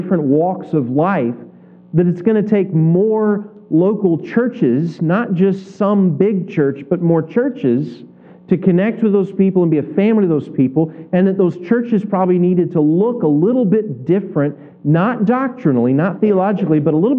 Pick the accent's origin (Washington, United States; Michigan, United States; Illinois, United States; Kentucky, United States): Kentucky, United States; moved away as an adult; also born or lived in California / Northwest Arkansas; now in Rogers, United States; I grew up in Kentucky, spent 28 years there.